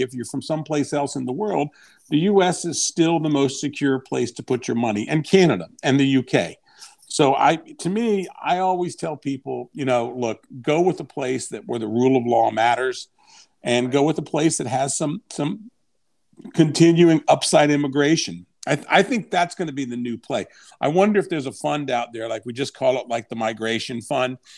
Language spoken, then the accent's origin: English; Washington, District of Columbia, United States; I grew up in D C.